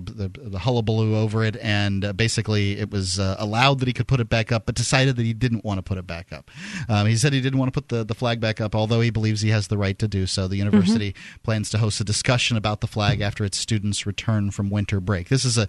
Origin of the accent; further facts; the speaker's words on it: the South, United States; also born or lived in Florida; And being a Southerner, you know, it means something to me that isn't necessarily all bad, but it's not all good either.